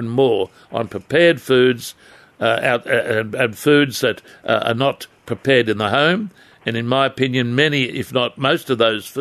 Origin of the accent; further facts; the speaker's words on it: Adamstown, New South Wales, Australia; growing up in Adamstown